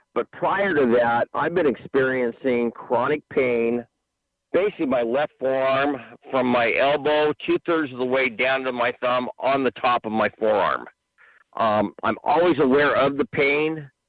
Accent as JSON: {"language": "English", "town": "Long Beach", "region": "California", "country": "United States", "tie": "born or raised there", "said": "Long Beach Millikan."}